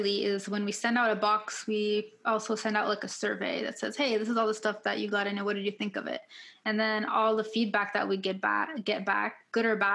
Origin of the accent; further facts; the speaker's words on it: Ottawa, Ontario, Canada; now in Kitchener-Waterloo, Canada; I first moved here, because I'm originally from Ottawa.